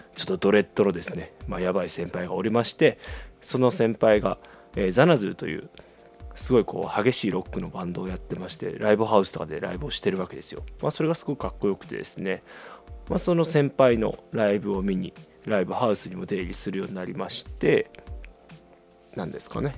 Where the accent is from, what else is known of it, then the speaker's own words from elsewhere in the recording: Shikoku, Tokushima, Japan; moved away as an adult; now in Fukuoka, Japan; もともとは四国の徳島出身なんですけど、大学から福岡に来まして